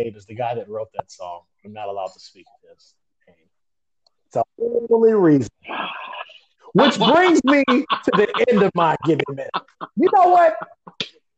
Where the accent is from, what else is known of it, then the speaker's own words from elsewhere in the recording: Chicago, Illinois, United States; born and raised in Chicago, Illinois